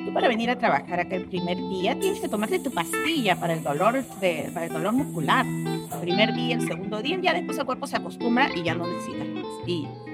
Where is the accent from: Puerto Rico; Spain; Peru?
Peru; Ica; soy de ICA, eh, vivo en ICA